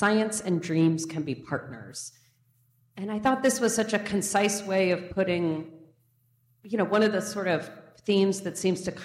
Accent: United States; I grew up quite near the Columbia River

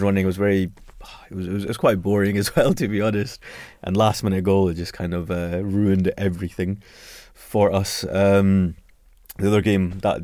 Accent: Scotland, United Kingdom; I'm from Scotland

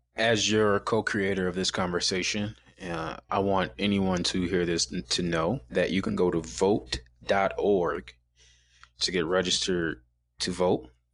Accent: Chicago, Illinois, United States; I'm from Chicago. So black guys from Chicago

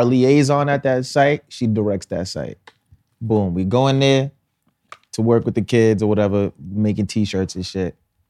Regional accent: Harlem, New York, United States; I'm from Harlem. I don't have a boss.

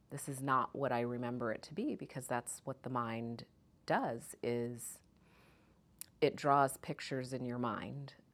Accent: Kansas, United States; also born or lived in Jamaica; I'm Jamaican by birth. So mm-hmm. I was born in Jamaica, moved to Kansas.

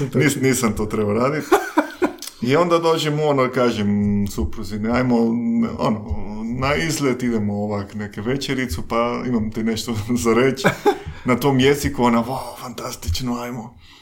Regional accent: Mexico; Croatian is a second language; moved away as an adult; also born or lived in London, United Kingdom / Spain / Austria; now in Croatia; ja sam iz, iz, iz Mehika, iz Meksika

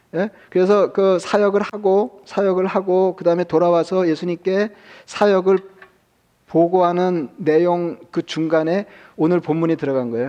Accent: South Korea; 저도 한국 사람이지만

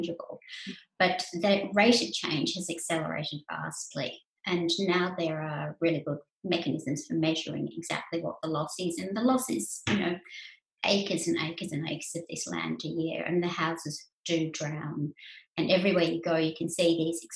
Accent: Australia; I was a writer from Australia.

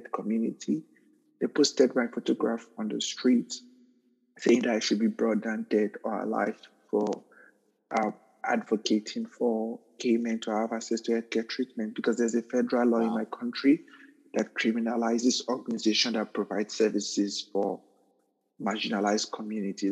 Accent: Nigeria; moved away as an adult; also born or lived in Newark, United States; now in United States; I was a victim of mob violence twice in my home country because of my sexual orientation

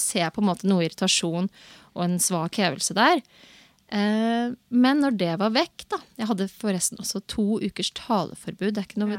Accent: Moss, Østfold, Norway; jeg er fra Moss

